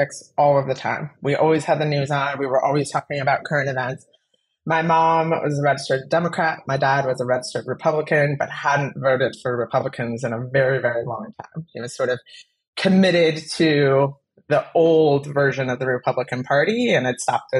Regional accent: South Dakota, United States; moved away as an adult; also born or lived in Nevada; now in Maryland, United States; South Dakota, my home state. Born and raised there

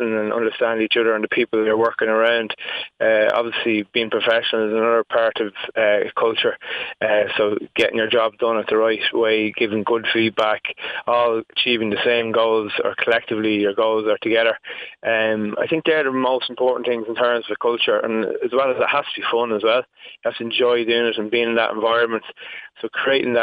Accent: Meath, Leinster, Ireland; I'm from Meath, proud Meath man

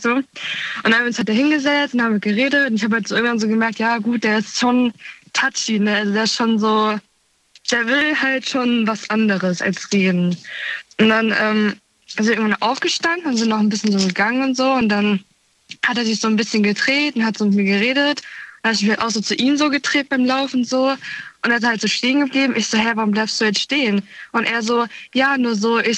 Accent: Münstermaifeld, Rhineland-Palatinate, Germany; ich komme aus der Nähe von Koblenz, ein äh, Münster-Maifeld heißt der Ort.

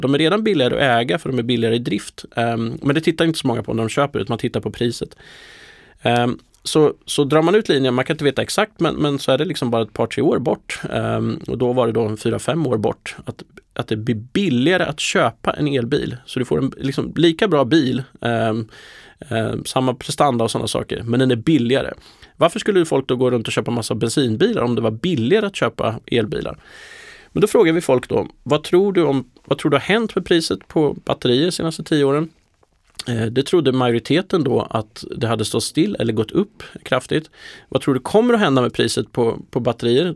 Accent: Närke, Sweden; moved away; Jag är från Närke från början

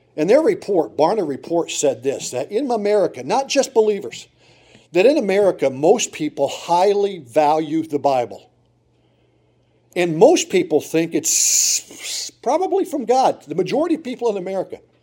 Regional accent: Montrose, Pennsylvania, United States; moved away; also born or lived in Detroit, Michigan; I grew up in Montrose, Pennsylvania.

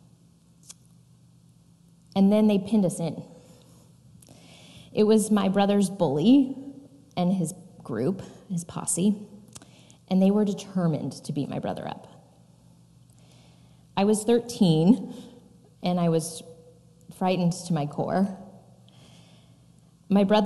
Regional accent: Fresno, California, United States; I was born and raised in Fresno, California

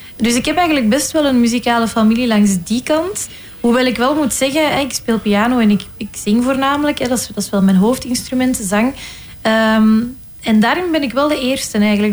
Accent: Flanders, Belgium; accent: Flemish; mijn Vlaamse accent

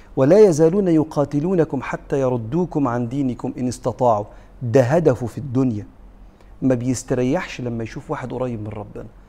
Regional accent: Egypt; احنا كمصريين

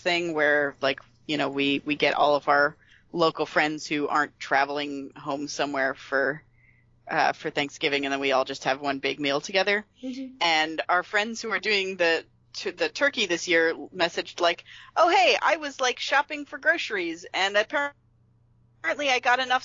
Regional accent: Pennsylvania, United States; moved away; where I grew up in Pennsylvania

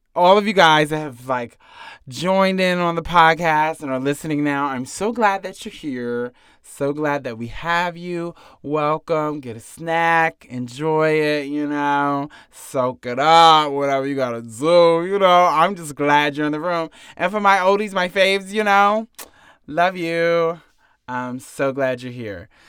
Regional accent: North Carolina, United States; I'm from North Carolina

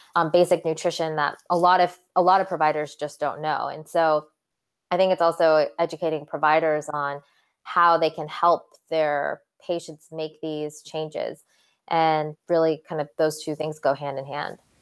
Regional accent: Santa Cruz, California, United States; also born or lived in London, England; So, I was actually born in London, England, and then my parents moved us to Santa Cruz, California, of all places. Um, when I was about ten, and so I pretty grew, pretty much grew up in Santa Cruz

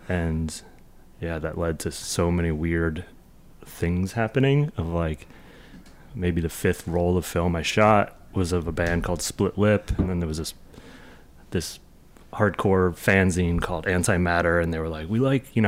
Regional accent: New Jersey, United States; also born or lived in New York / Boston / Los Angeles; I grew up skateboarding in New, New, North Jersey and New York

